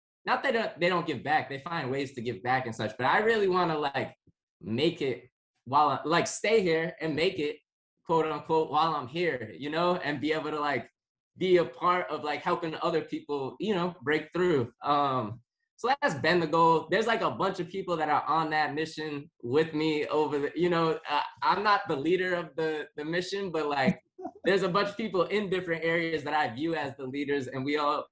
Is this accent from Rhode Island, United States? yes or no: yes; East Providence, Rhode Island, United States; also born or lived in Boston; It's where I grew up. I grew up in East Providence.